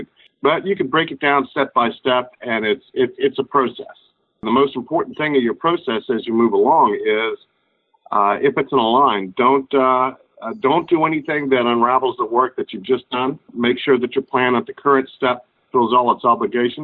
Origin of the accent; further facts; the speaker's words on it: West Virginia, United States; growing up in West Virginia